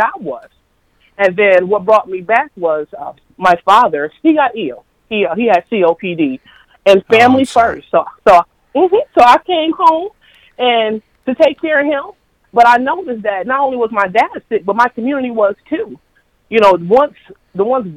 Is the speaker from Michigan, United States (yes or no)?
yes; Flint, Michigan, United States; moved away as an adult; also born or lived in Maryland; now in Flint, United States; I am born and raised in the Second Ward